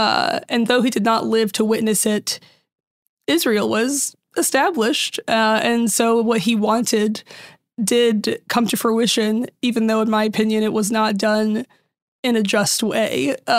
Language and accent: English; Syria; I'm from Syria, but even in Syria, everyone, like in most Middle Eastern countries, there was a mix of all these religions